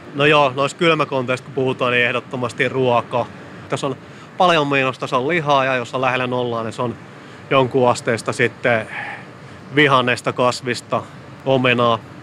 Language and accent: Finnish; Southeast Finland, Finland; Mä olen itse kotoisin tuolta Kaakkois-Suomesta Suomesta